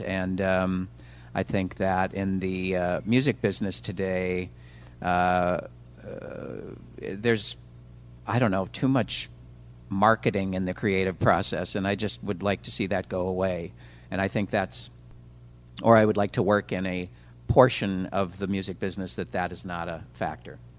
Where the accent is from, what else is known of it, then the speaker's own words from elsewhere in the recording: Minneapolis, Minnesota, United States; moved away as an adult; now in Los Angeles, United States; I come from Minneapolis and, and um, just always was kind of part of the music community there